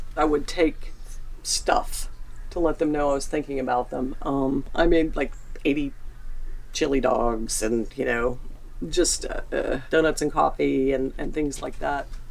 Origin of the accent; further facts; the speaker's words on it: Atlanta, Georgia, United States; moved away as an adult; also born or lived in Maitland, West Virginia; now in Mingo County, United States; I was born and raised in Atlanta.